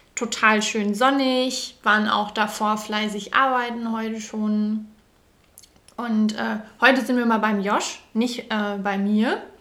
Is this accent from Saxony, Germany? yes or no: no; a village in Hesse, Germany; also born or lived in Frankfurt; ich bin in Frankfurt geboren und äh, wir sind auch tatsächlich nur aufs Dorf gezogen